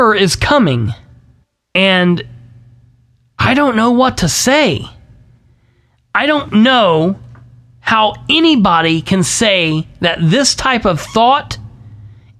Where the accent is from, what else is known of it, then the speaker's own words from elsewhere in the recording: Winchester, Indiana, United States; now in Muncie, United States; I love my hometown of Winchester